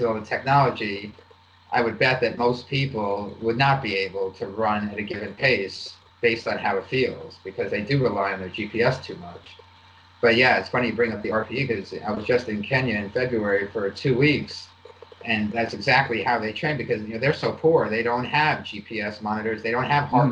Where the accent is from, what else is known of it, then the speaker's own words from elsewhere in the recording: East Coast, United States; I grew up on the East Coast.